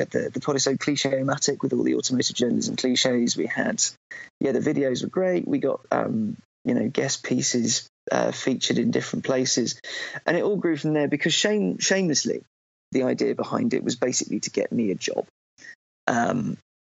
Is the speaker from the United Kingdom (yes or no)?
yes; Cambridge, East of England, United Kingdom; now in London, United Kingdom; I do live in London, but I grew up in Cambridge